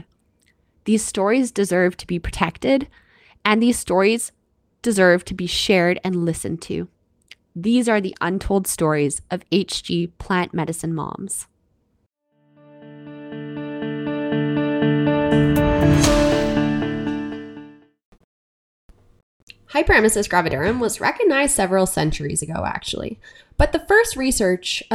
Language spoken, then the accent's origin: English; Canada; I'm your Canadian host